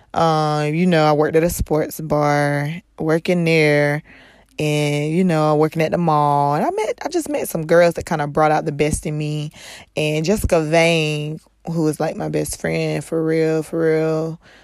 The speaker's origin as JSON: {"language": "English", "region": "North Carolina", "country": "United States", "tie": "born or raised there", "moved": "yes"}